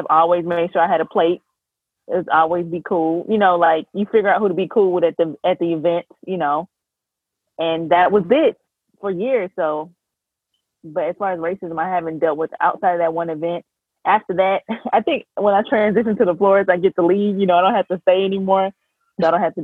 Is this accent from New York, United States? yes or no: yes; New York City, New York, United States; moved away; also born or lived in the South (US); I'm from New York.